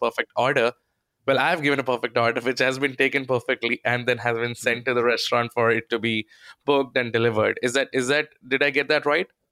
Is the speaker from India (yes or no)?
yes; India; accent: Indian; my Indian accent